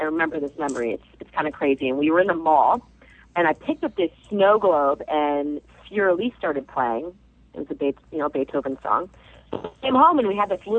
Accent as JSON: {"language": "English", "town": "Agoura Hills", "region": "California", "country": "United States", "accent": "L.A.", "said": "I'm from Oak Park, Agora Hills. It's around 45 minutes north of L.A."}